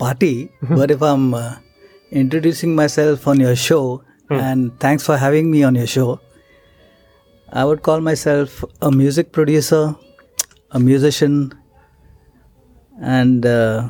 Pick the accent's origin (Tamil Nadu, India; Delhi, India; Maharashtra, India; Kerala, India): Maharashtra, India; Mumbai; I was in Mumbai.